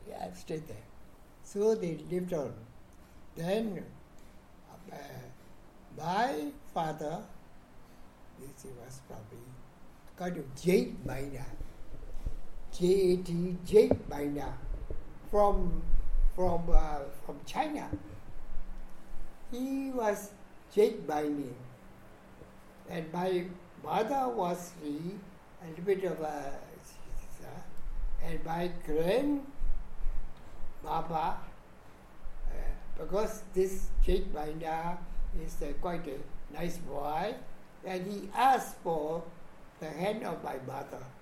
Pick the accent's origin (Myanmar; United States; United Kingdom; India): Myanmar; Mandalay, Mandalay Region; now in Yangon, Myanmar; I was born in Mandalay, Upper Burma. See, that date, uh, equivalent, Yaba period, equivalent to 1929, 13 May